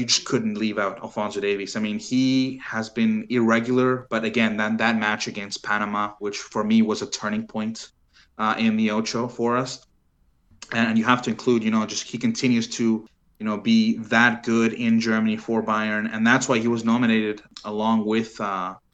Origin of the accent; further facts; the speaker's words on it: Chile; now in Canada; I was born in Chile